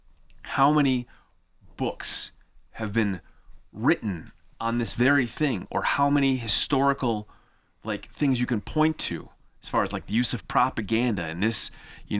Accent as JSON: {"language": "English", "country": "United States", "said": "as an American student"}